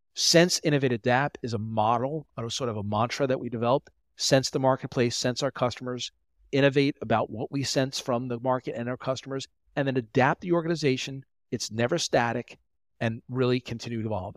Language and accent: English; Long Island, New York, United States; also born or lived in Delaware / Philadelphia; I'm from New York on Long Island